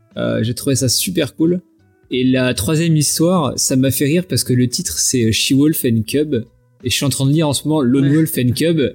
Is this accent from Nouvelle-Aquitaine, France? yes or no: no; Vendée, Pays de la Loire, France; je suis de Vendée, euh, donc personne voit jamais où c'est